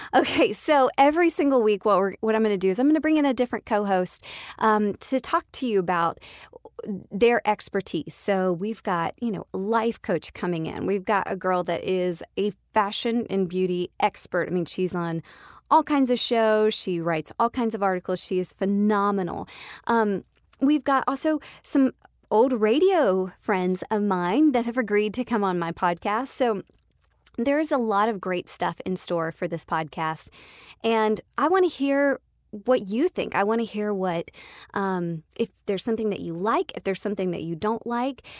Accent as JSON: {"language": "English", "town": "Atlanta", "region": "Georgia", "country": "United States", "tie": "born or raised there", "said": "I live in Atlanta, I am a Georgia peach, I'm from Atlanta, I was born here"}